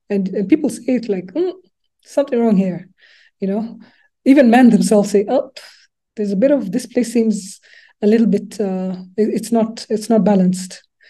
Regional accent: Nairobi, Kenya; English is a second language; moved away as an adult; also born or lived in Lubumbashi, DRC / Canada; now in Rwanda; I grew up, went to uh, primary school and secondary school in Nairobi

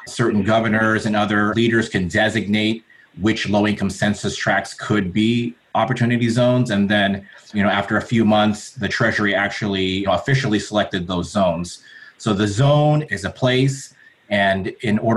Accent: Southern California, United States; I was born in Southern California. My parents were immigrants from the Philippines.

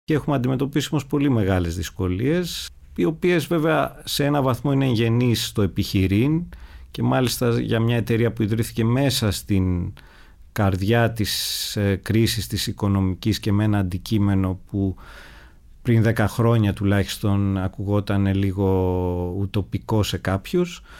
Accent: Athens, Attica, Greece; είμαι γέννημα θρεμαθηναίος όπως λέμε. Γεννήθηκα στους αμπελοκήπους, ε, μεγάλωσα στην Αθήνα

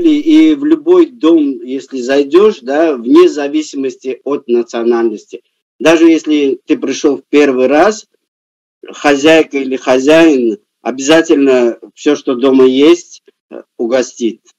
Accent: Baku, Azerbaijan; Ну, конечно, Баку это мой родной город, и я как бы, я там вырос, я там родился

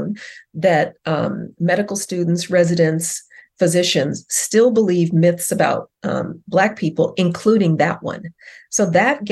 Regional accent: Denver, Colorado, United States; moved away; I grew up in Colorado. That's where I'm from

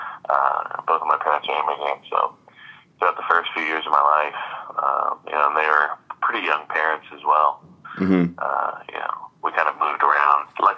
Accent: Hayward, California, United States; also born or lived in Long Beach, California / Carson, California; eventually settled in Hayward, California, which is about 10-15 minutes south of Oakland, depending on where in Oakland you're at. So the East Bay side of the San Francisco Bay Area in a city called Hayward. Basically moved there when I was seven and raised there pretty much the rest of my life.

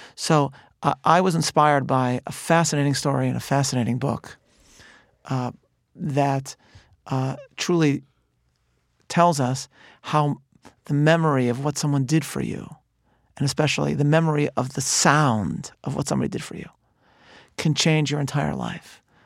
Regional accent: Chicago, Illinois, United States; I'm from Chicago

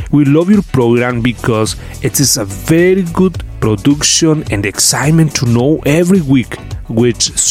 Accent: Paraguay; moved away as an adult; now in Manitoba, Canada; I am from Paraguay and we moved to Manitoba, Canada four years ago.

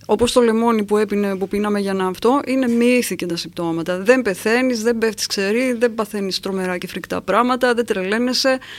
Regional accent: Kavala, East Macedonia and Thrace, Greece; στην καβάλα και όλες που μεγάλωσα εγώ που ήταν η θάλασσα

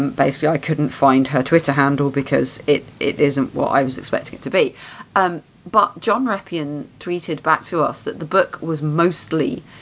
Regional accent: United Kingdom; You mocked me for being British.

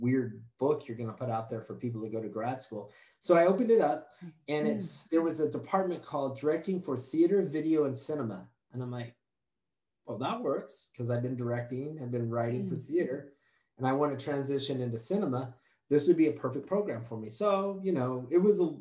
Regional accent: Farmington, New Mexico, United States; moved away; I was born in Farmington, New Mexico, Redneckville. Woohoo! Grew up in Farmington, loved it, loved Farmington

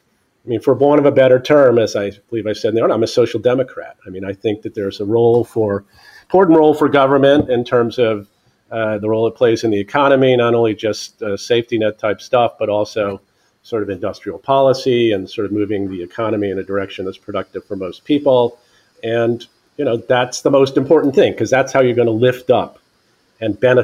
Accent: Silver Spring, Maryland, United States; I grew up around where I am now in Silver Spring, Maryland

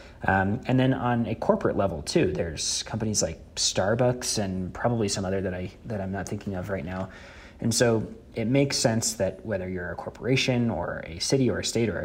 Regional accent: Denver, Colorado, United States; my hometown of Denver

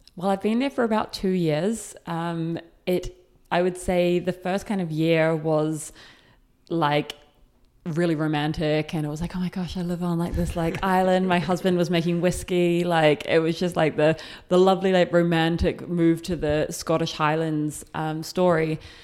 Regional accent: New Zealand; moved away as an adult; I am from New Zealand. I left when I was twenty.

